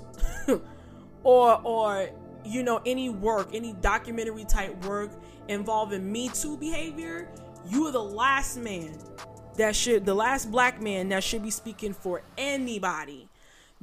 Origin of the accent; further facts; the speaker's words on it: New York, United States; accent: New York; my New York accent